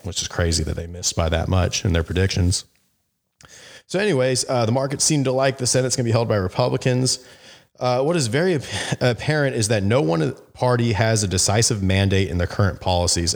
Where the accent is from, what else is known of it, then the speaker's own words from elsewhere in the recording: Arizona, United States; also born or lived in Phoenix, Arizona; It's my, my home state. I live in, in Phoenix, Arizona